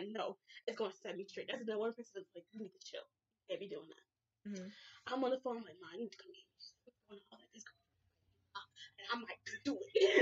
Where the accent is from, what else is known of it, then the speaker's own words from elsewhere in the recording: Asbury Park, New Jersey, United States; I was raised in Asbury. You could take the girl out of the hood, even though I still live here.